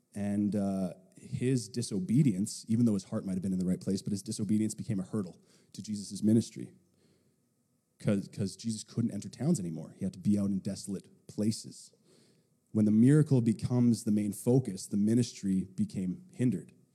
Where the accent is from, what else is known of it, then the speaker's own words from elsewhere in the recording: Powell River, British Columbia, Canada; I grew up in Powell River